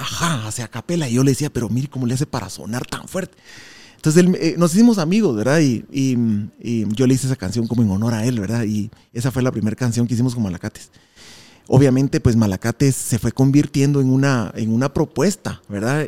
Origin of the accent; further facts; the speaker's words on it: Guatemala; somos una banda de Guatemala